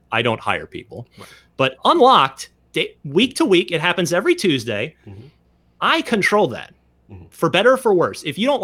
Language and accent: English; Vernon, New Jersey, United States; I'm originally from Vernon, New Jersey, which is especially in the 80s.